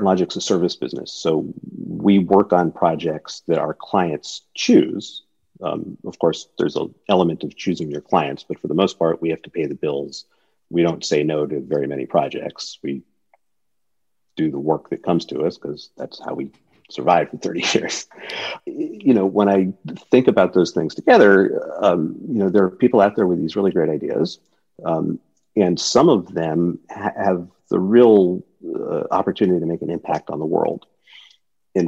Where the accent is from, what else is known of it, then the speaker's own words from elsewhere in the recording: Woodbridge, Connecticut, United States; moved away as an adult; also born or lived in New Haven; now in California, United States; I went to Yale, but I grew up in Woodbridge